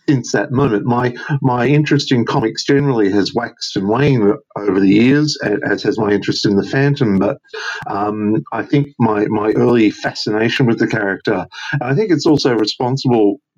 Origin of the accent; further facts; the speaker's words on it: Australia; as a kid growing up in Australia